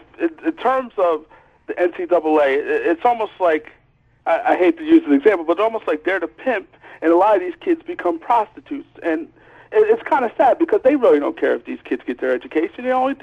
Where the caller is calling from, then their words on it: Philadelphia, Pennsylvania, United States; I'm calling from Philadelphia.